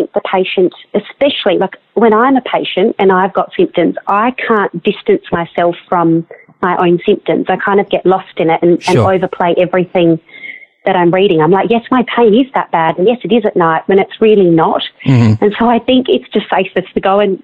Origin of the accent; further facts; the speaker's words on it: Australia; day-to-day things that you just kind of get from being an Australian